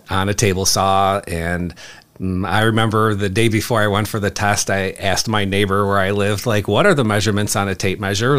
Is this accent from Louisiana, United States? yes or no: no; Chicago, Illinois, United States; I grew up in Chicago